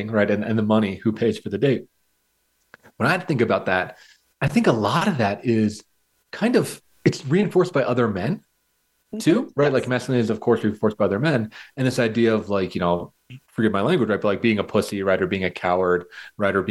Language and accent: English; United States; as a white, straight white man growing up in America